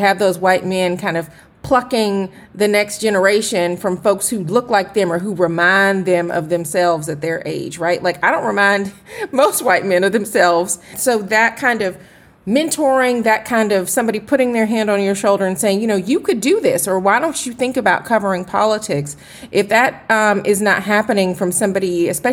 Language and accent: English; Atlanta, Georgia, United States; I am from Atlanta, where I certainly was spoiled. I saw anchors who were Black doing the nightly news when I was eating my dinner and watching television when I was growing up